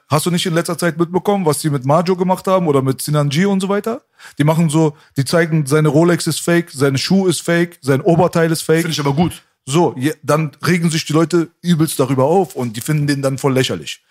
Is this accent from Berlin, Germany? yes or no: yes; Berlin, Germany